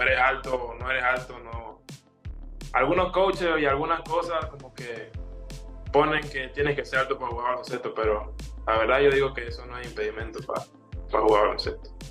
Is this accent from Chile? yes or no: no; Panama; now in Uruguay